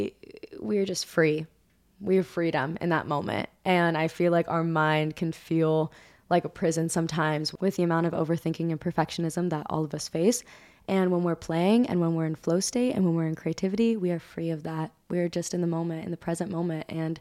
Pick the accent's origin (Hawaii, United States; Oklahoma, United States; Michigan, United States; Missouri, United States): Hawaii, United States; Ava knows this feeling totally, like, because we're both like from Hawaii.